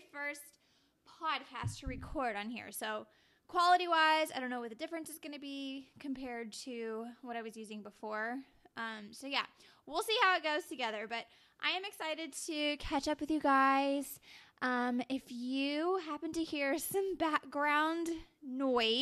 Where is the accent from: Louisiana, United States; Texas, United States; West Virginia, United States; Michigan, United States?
Texas, United States; Dallas; I'm from Dallas, Texas